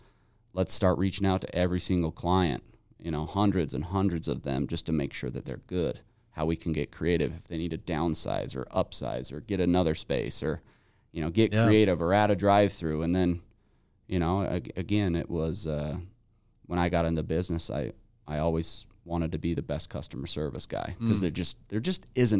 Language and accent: English; Salt Lake City, Utah, United States; Yeah, I grew up here in Utah.